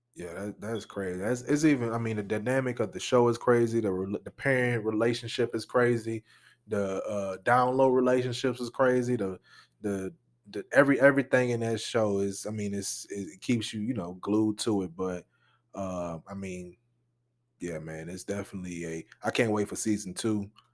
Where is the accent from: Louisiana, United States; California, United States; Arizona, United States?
Louisiana, United States; New Orleans; I'm from New Orleans